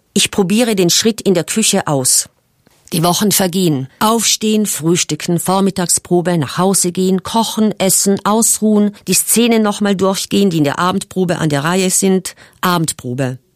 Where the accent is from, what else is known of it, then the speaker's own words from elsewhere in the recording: South Tyrol, Trentino-Alto Adige, Italy; bei uns in Südtirol